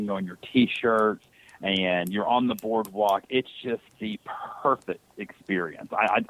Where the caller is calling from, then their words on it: Nashville, Tennessee, United States; from Nashville, Tennessee.